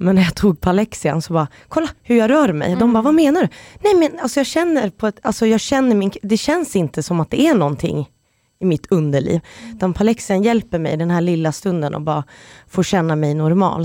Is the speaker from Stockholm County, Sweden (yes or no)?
yes; Stockholm, Stockholm County, Sweden; moved away; jag är från Stockholm och kan flytta hem